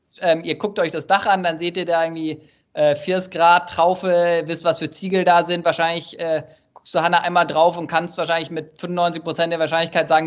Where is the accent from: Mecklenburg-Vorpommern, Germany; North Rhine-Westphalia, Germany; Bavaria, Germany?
Bavaria, Germany; Munich; Ja, ich komme ursprünglich aus München. Man hört es mir irgendwie nicht an, aber.